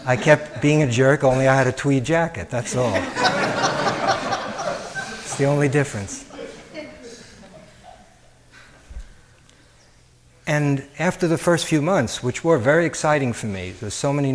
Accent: New York City, New York, United States; moved away as an adult; also born or lived in Chicago, United States / Cambridge, Massachusetts, United States; I grew up in Coney Island, where high school is 5 minutes away from the parachute jump

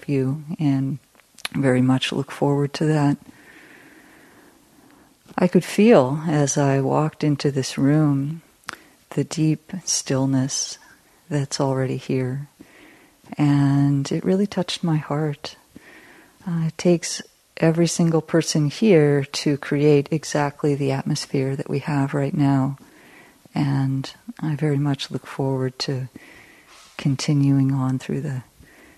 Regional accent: California, United States; also born or lived in Massachusetts; I've lived in California most of my life, but I was born in Massachusetts.

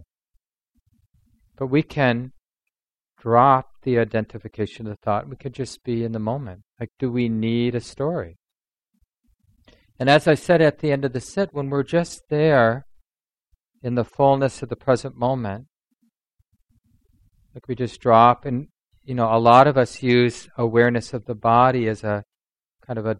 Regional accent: Minneapolis, Minnesota, United States; one of the kids I grew up with in North Minneapolis

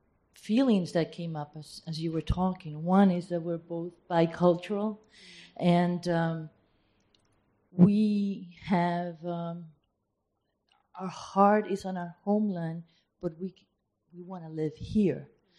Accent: Peru

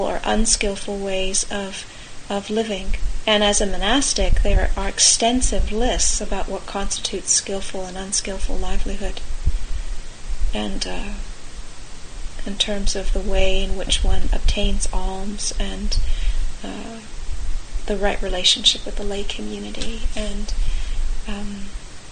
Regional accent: California, United States; I come from California

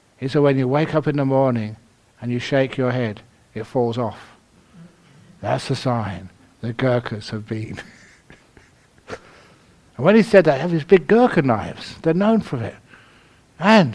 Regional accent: London, United Kingdom; I was born in London. Ethical. Actually, I was brought up in the bush. Shepherd's bush.

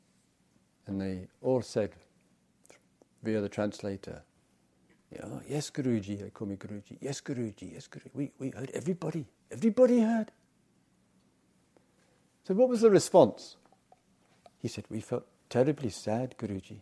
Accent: England, United Kingdom; I come from England

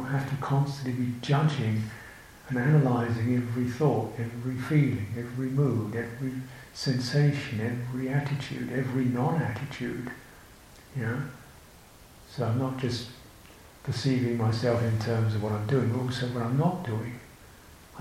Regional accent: United Kingdom; I'm British, my country

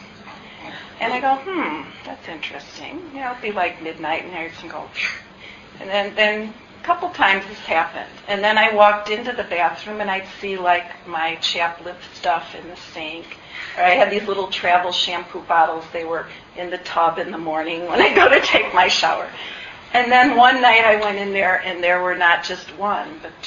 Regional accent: Midwest, United States; as a Midwesterner

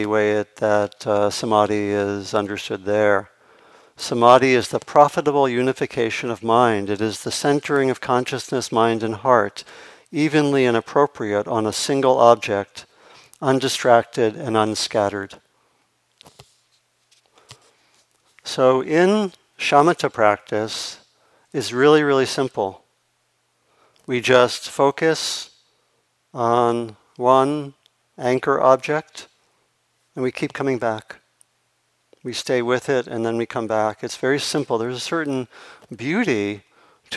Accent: Maryland, United States; I grew up on the East Coast, and not so far from the ocean, or in Maryland

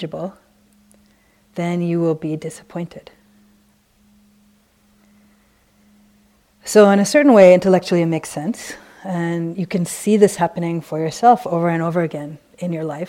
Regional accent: San Francisco, California, United States; since we're both from San Francisco

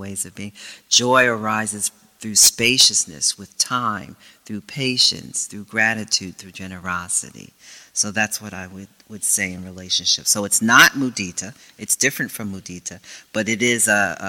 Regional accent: United States; I come from some people that had enough suffering in this country in terms of I'm African American

